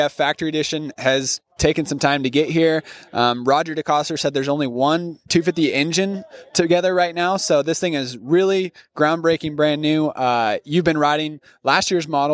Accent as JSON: {"language": "English", "region": "Northern California", "country": "United States", "tie": "born or raised there", "said": "I grew up in Northern California."}